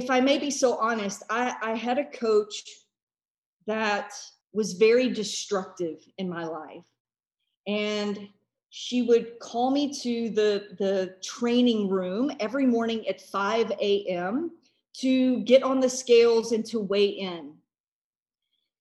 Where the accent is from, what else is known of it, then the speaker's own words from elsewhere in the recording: United States; as an American